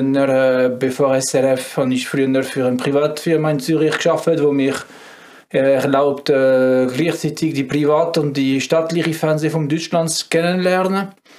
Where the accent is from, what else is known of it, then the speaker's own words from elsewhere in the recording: France; German is a second language; moved away as an adult; now in Switzerland; Ich bin äh, ein richtiger Franzose